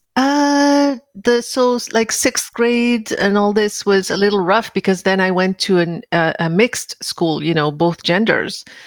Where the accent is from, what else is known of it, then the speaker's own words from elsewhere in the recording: Paris, Île-de-France, France; moved away; I grew up in Paris